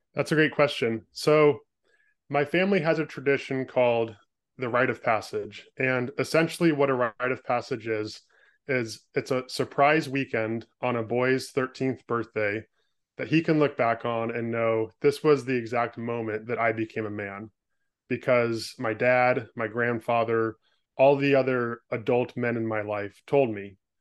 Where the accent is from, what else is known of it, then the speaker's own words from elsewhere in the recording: California, United States; moved away as an adult; now in Portland, United States; was born and raised in California, spent the first twenty-five years of my life there